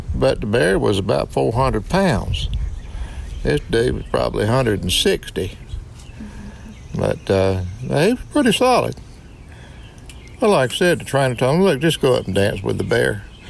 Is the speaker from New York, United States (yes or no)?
no; Wardell, Missouri, United States; I grew up in Wardell, Missouri